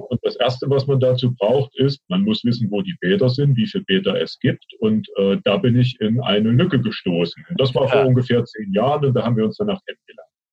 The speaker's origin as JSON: {"language": "German", "region": "Thuringia", "country": "Germany", "said": "Ich bin Thüringer"}